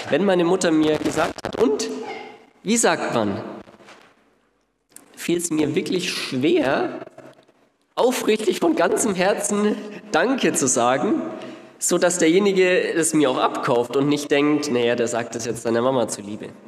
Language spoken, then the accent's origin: German; Ansbach, Bavaria, Germany; Ich komme jetzt nicht hier aus Nürnberg, sondern aus Ansbach, aber es ist zumindest von fast.